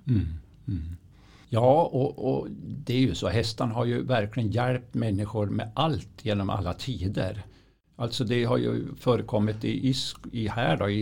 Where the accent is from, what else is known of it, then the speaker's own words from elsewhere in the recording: Östersund, Jämtland, Sweden; jag är ju uppvuxen vid Östersundstravet